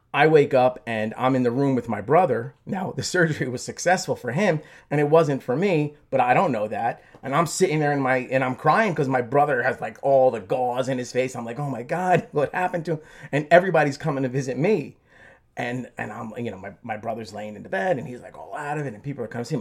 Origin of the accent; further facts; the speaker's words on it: Belleville, New Jersey, United States; also born or lived in Newark, New Jersey; I grew up in Belleville